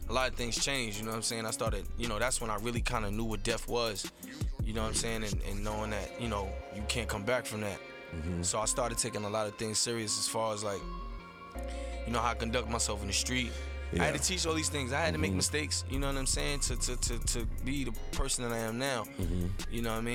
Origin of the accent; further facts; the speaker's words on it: New York City, New York, United States; South Bronx. South Bronx native, born and raised in New York.